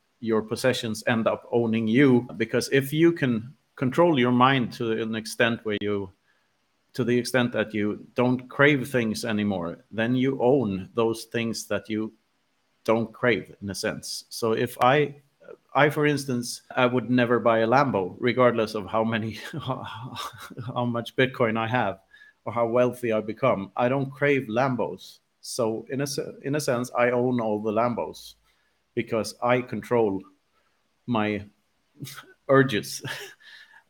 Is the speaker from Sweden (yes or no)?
yes; Sweden; growing up in Sweden in the 80s